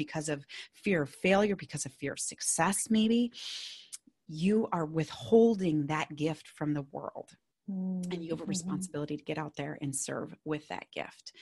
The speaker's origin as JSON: {"language": "English", "region": "Minnesota", "country": "United States", "accent": "Minnesotan", "said": "my Minnesotan accent"}